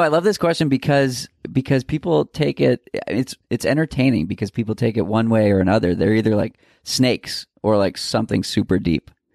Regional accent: Boston, Massachusetts, United States; I'm from Boston

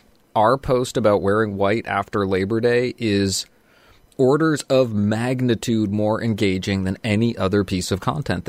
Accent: Canada; I am of Pakistani background, but was born and raised in Canada. I grew up eating with a fork.

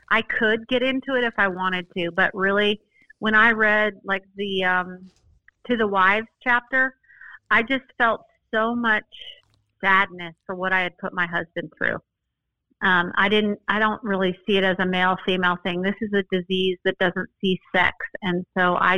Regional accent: Boulder, Colorado, United States; now in Austin, United States; I grew up in Boulder, Colorado

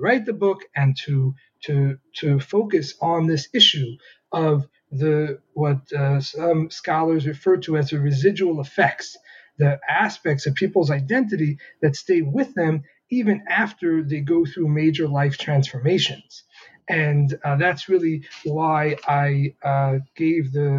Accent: New York City, New York, United States; I grew up Lubavitch in the Hasidic community in Crown Heights, Brooklyn

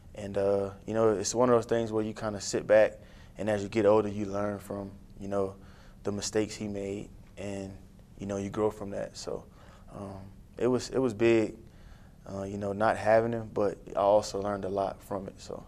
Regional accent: New Iberia, Louisiana, United States; I'm a New Iberia homegrown kid. Louisiana.

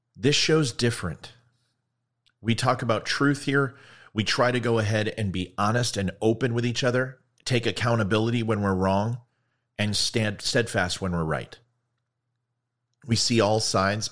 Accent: United States; I'm here to use my voice as American

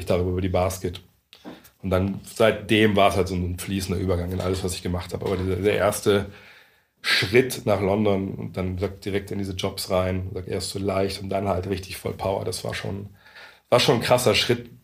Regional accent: Lower Saxony, Germany; moved away as an adult; also born or lived in Frankfurt; als Niedersachse

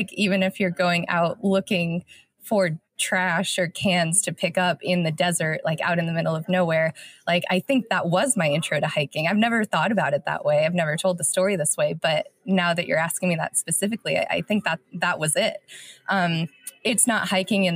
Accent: Farmington, New Mexico, United States; moved away as an adult; also born or lived in Durango, Colorado; I grew up in Farmington, New Mexico, which is in the Four Corners area

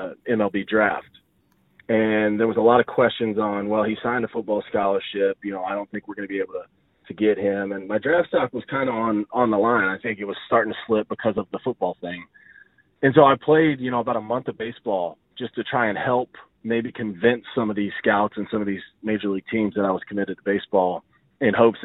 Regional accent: Odessa, Texas, United States; also born or lived in Longview, Texas / Gainesville, Florida; I went to high school in Longview. I grew up in Odessa and then moved right before high school.

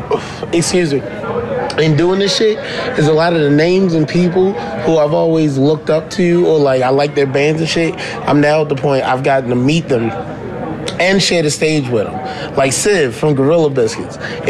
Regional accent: East Coast, United States; Remember, I'm from the East Coast.

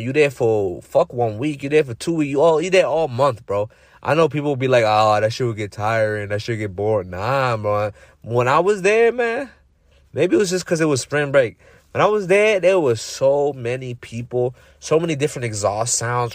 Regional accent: Massachusetts, United States; I'm coming from Massachusetts.

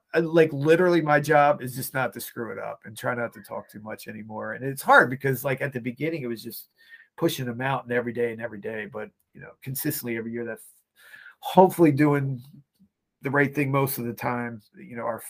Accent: Laurel, Maryland, United States; I grew up in Laurel, Maryland

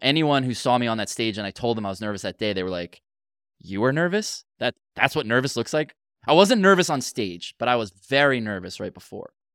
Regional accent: United States; I'm too American

